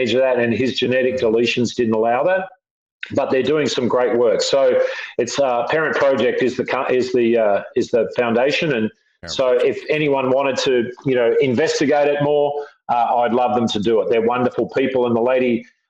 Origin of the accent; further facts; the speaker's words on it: Australia; moved away as an adult; also born or lived in San Diego, United States; now in United States; So I'm sort of as much American as I am Australian